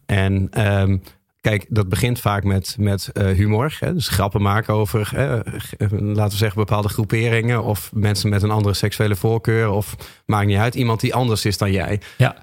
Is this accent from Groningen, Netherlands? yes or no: yes; Groningen, Netherlands; Ik ben een Groninger.